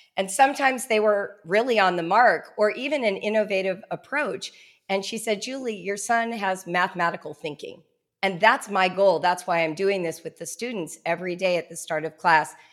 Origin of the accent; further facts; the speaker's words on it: Southern California, United States; I grew up in Southern California in the nineteen seventies